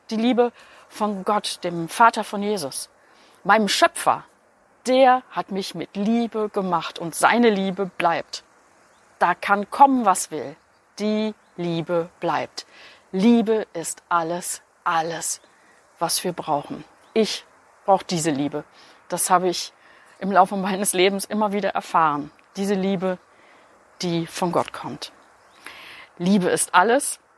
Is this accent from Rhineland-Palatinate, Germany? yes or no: no; Berlin, Germany; Das kommt daher, weil ich vor kurzem in Berlin war. Ich habe meiner Freundin Bärbel meine Heimatstadt gezeigt.